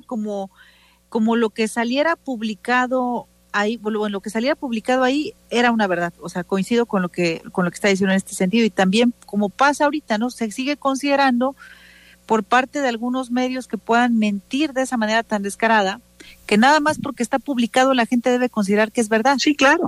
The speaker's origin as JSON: {"language": "Spanish", "region": "Oaxaca", "country": "Mexico", "said": "nos sentimos orgullosos y orgullosas como oaxaqueños y oaxaqueñas"}